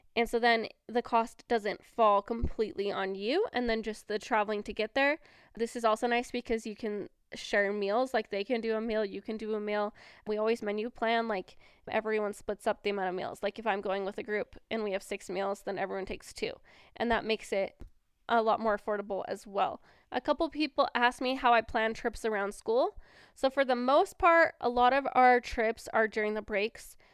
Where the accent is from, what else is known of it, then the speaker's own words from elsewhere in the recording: Washington, United States; moved away as an adult; now in Cache Valley, Utah, United States; I was born and raised in Washington